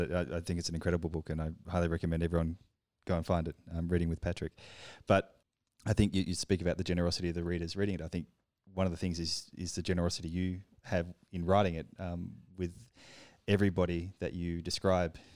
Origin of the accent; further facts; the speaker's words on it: Australia; now in Paris, France; I'm from Australia